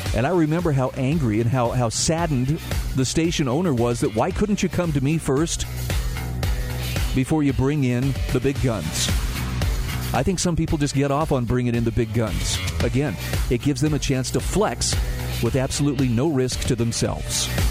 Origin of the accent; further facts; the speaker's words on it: Utah, United States; my home state of Utah